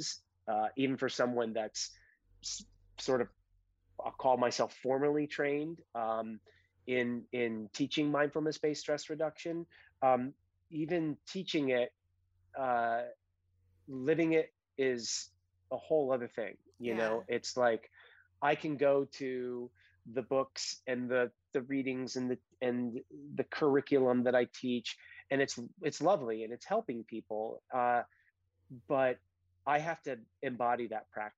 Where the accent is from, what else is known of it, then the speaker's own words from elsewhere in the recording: Connecticut, United States; moved away as an adult; also born or lived in Colorado / San Francisco / San Diego; I come from Connecticut, grew up here, left after high school, went to school in Colorado, and then made my way to the West Coast, lived in San Francisco